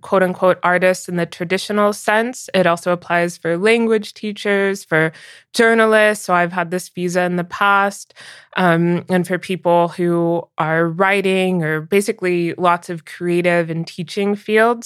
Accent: United States; moved away as an adult; also born or lived in San Francisco; now in Berlin, Germany; I'll always be strongly American because that's where I grew up and still spent the bulk of my life

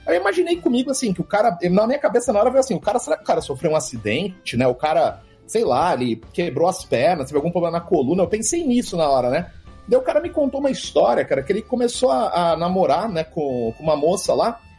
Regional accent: Brazil; Eu sou do Brasil

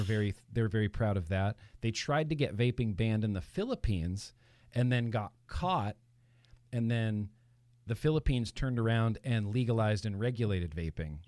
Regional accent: Lake Tahoe, California, United States; now in Los Angeles, United States; I grew up in Lake Tahoe, California, up in the mountains

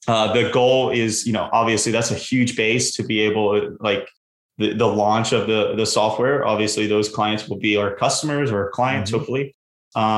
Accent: the South, United States; I grew up in the South

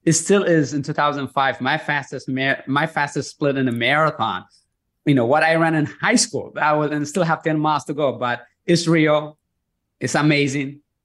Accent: Eritrea; growing up in Eritrea where I was born

